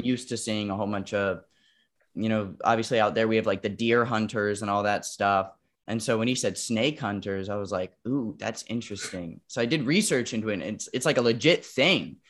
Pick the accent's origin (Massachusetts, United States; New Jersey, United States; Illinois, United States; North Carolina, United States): North Carolina, United States; Wilmington; moved away; also born or lived in New York; I was living in Wilmington, North Carolina at the time. That's where, like, my hometown, hometown is, right outside of Wilmington. And, um, we grew up in a very rural area